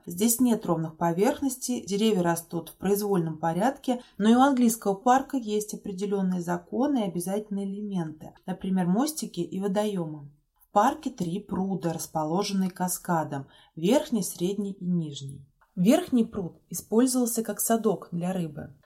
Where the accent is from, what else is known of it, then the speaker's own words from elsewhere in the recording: Yasnaya Polyana, Tula Oblast, Russia; Ясная Поляна – это моя малая родина